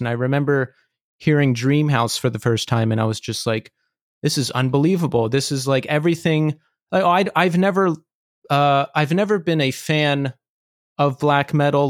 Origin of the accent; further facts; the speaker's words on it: Philadelphia, Pennsylvania, United States; now in New York, United States; I'm from Philadelphia ori- originally